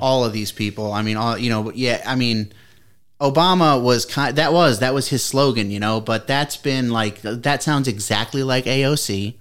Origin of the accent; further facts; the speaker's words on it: Columbus, Ohio, United States; we're Chris and I are from Ohio, and we grew up down in Columbus